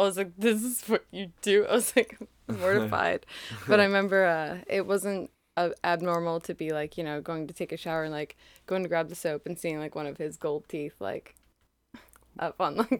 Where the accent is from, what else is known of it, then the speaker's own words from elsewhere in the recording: Portland, Maine, United States; Yes. Portland, Maine.